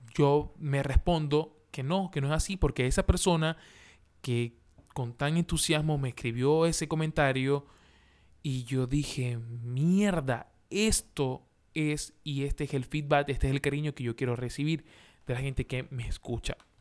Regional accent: Maracaibo, Zulia, Venezuela; moved away as an adult; now in Santiago, Chile; soy venezolano de Maracaibo, de Maracaibo, de donde nace el sol. Allá, de allá soy yo.

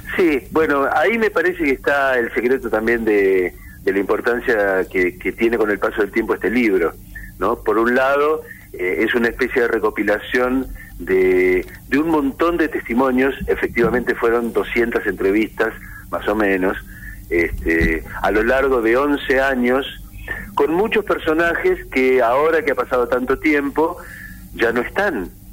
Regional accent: Olavarría, Buenos Aires Province, Argentina; cuando yo era un adolescente en Olavarría, en la provincia de Buenos Aires, donde yo nací

